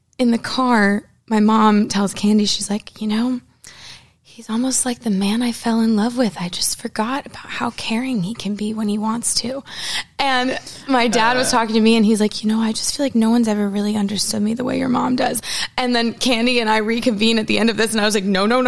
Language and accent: English; Bangor, Maine, United States; moved away; I'm from Banger